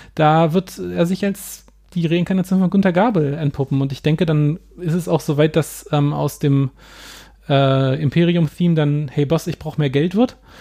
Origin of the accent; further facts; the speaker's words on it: Hanover, Lower Saxony, Germany; meiner Heimatstadt Hannover